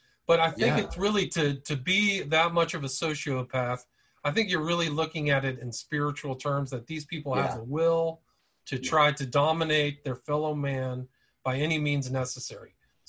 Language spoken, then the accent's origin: English; Omaha, Nebraska, United States; I'm from Omaha, Nebraska.